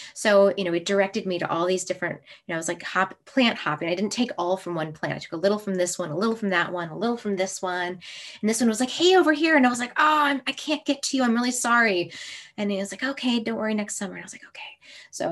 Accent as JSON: {"language": "English", "region": "Minnesota", "country": "United States", "tie": "born or raised there", "moved": "yes", "said": "And this is my hometown. I was born in Minnesota."}